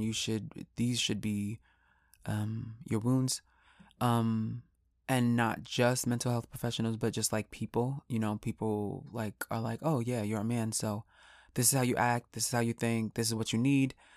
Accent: New York, United States; I'm from New York

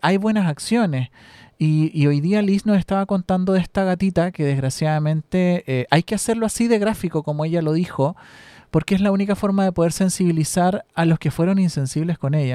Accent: Chile

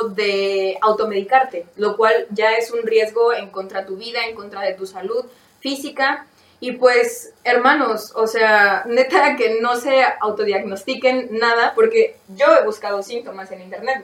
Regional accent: Mexico; soy mexicano

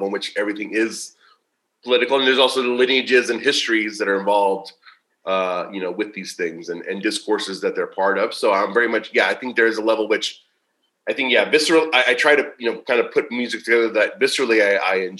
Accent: Tulsa, Oklahoma, United States; now in Mexico; growing up in Tulsa

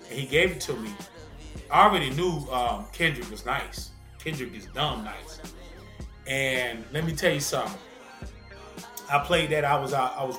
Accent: the South, United States; I'm from the South.

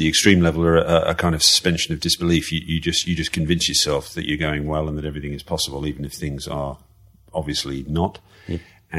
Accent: Malaysia; also born or lived in Manchester, United Kingdom; well, I was born in Manchester, childhood. Manchester as a kid, and then moved to Malaysia when I was 7.

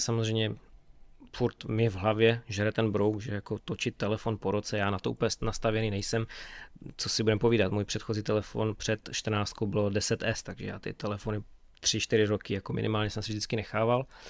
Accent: Beskydy, Czechia; u nás v Beskydech

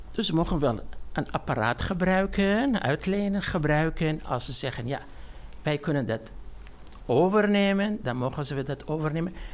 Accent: Iraq; now in Netherlands; Ik ben al 27 jaar in Nederland.

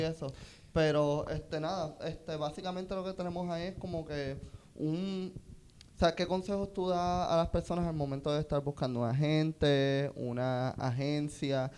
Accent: Puerto Rico; moved away as an adult; yo no me quiero ir de Puerto Rico

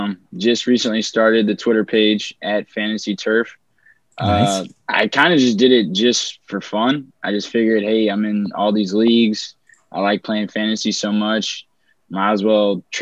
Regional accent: O'Fallon, Missouri, United States; From O'Fallon, Missouri, not too far from St. Louis.

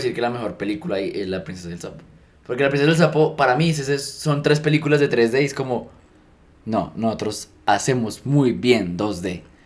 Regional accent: Colombia; soy colombiano

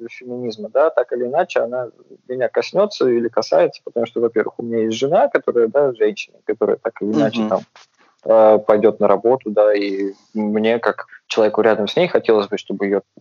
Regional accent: Volgograd, Volgograd Oblast, Russia; also born or lived in Moscow; если я сейчас парень из Волгограда, большую часть жизни проживший в Москве э, и где-то еще за границей

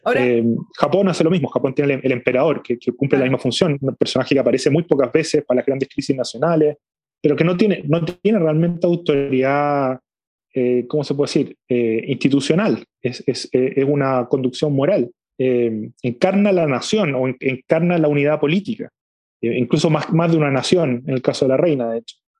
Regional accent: Chile; somos los chilenos una comunidad política

